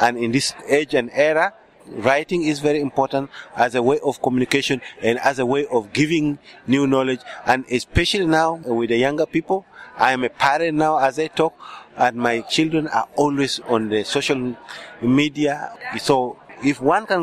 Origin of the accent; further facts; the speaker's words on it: Uganda; English is a second language; I'm from Uganda